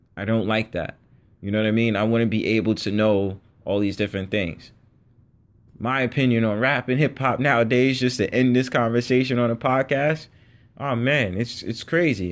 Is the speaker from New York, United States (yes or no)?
yes; New York City, New York, United States; I'm born in New York City and, you know, I was born in the Bronx